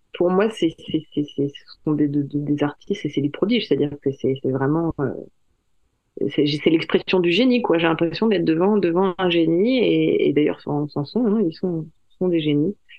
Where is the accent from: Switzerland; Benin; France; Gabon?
France; je suis française